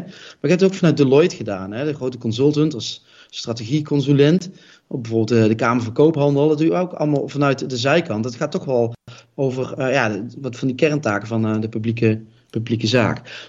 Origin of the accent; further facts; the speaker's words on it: Roosendaal, North Brabant, Netherlands; Ik kom niet voor niks uit Roosendaal